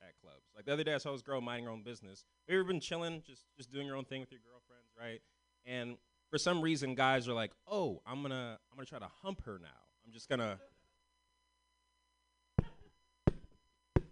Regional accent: San Francisco, California, United States; I'm from San Francisco. I'm one of the only ones from San Francisco in this festival tonight.

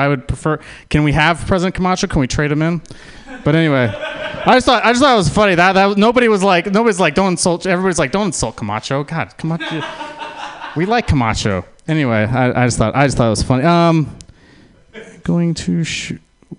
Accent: San Francisco, California, United States; born there; also born or lived in Utah; I was born in San Francisco

